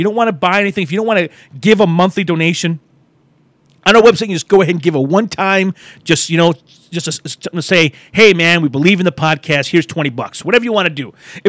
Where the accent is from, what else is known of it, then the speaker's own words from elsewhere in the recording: Michigan, United States; I grew up in Michigan. American as American could be